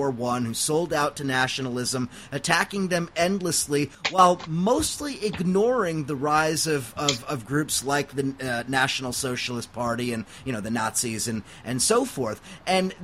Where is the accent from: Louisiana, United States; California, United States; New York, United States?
California, United States; Huntington Beach; my own hometown in Huntington Beach, California